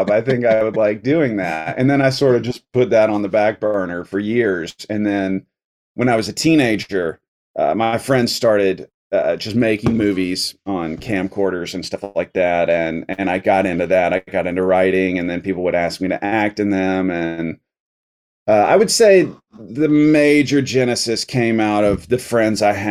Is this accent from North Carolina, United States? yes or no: yes; North Carolina, United States; also born or lived in Atlanta, Georgia; I was born in Atlanta, Georgia although I don't really have any connection to that place. My parents were just living there at the time. I mostly grew up in North Carolina, all over the state.